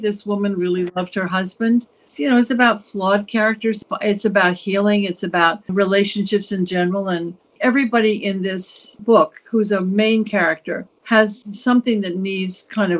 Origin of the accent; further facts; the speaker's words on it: East Coast, United States; now in New York, United States; I live outside of New York, about half hour outside of New York City. And I have lived here for I've lived in the East Coast all my life. So I am a East Coast person.